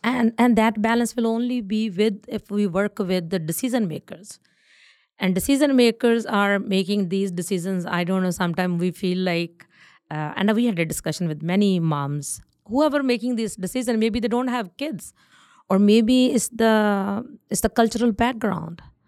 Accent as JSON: {"language": "English", "region": "North India", "country": "India", "moved": "as an adult", "lives_now": "Winnipeg, Canada", "said": "I'm from North India"}